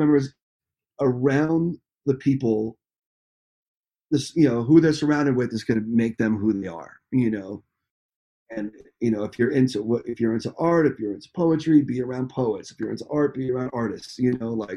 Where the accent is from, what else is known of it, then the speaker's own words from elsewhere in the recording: Nyack, New York, United States; growing up in Nyack